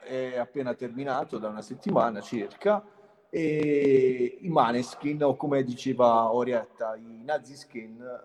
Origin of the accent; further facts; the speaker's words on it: Altamura, Apulia, Italy; io sono di Altamura